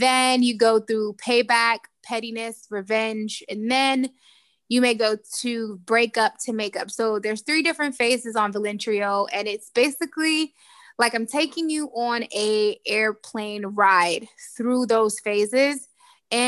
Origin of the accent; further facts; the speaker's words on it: Jamaica; I'm Jamaican